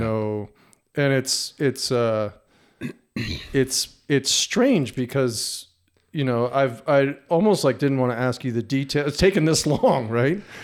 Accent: New Jersey, United States; moved away; growing up in New Jersey

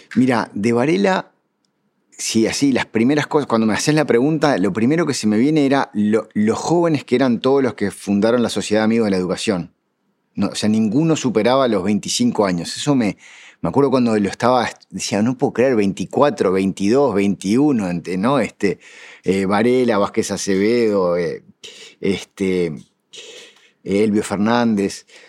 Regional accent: Uruguay; somos uruguayos

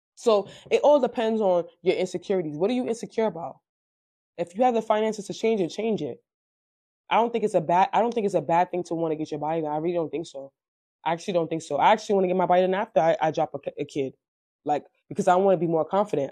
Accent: Nigeria; I'm African. I'm Nigerian

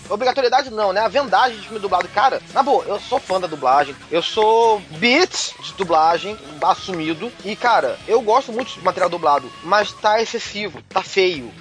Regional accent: São Paulo, Brazil; eu sou de São Paulo.

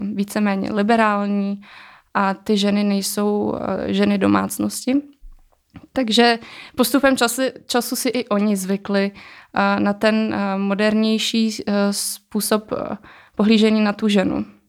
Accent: Czechia; jsem se narodila e, v České republice, takže už jsem tady e, vyrůstala

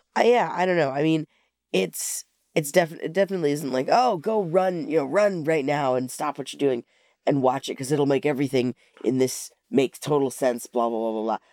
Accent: Alaska, United States; moved away; I'm originally from Alaska

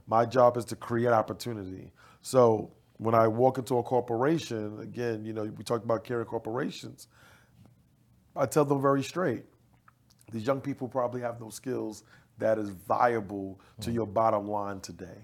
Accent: New York City, New York, United States; now in Dallas, United States; growing up in Bed Stuy

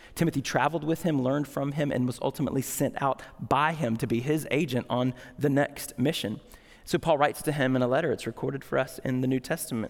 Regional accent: United States; we're American

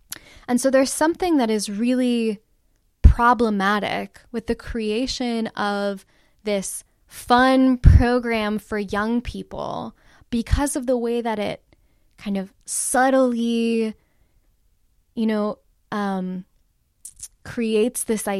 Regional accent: Los Angeles, California, United States; now in Syracuse, United States; Jews like me, I was born in Los Angeles, California. I've lived in the U.S. my entire life

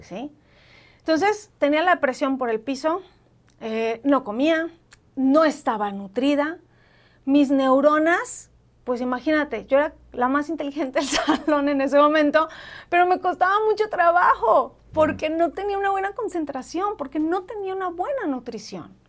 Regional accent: Mexico; now in Mexico City, Mexico

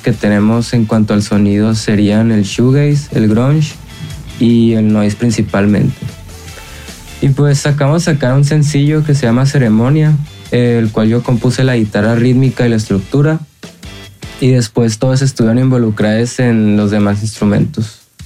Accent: Hermosillo, Sonora, Mexico; Somos de Hermosillo, Sonora

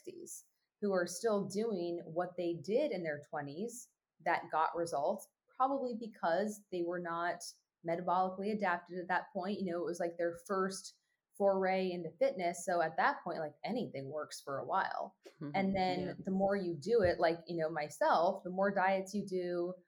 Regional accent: California, United States; also born or lived in Oregon; California, where my hometown was

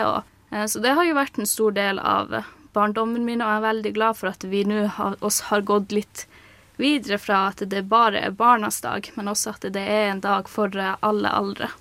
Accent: Kautokeino and Karasjok, Finnmark, Norway; moved away as an adult; now in Oslo, Norway; Jeg er fra Kautokeino og Karasjok

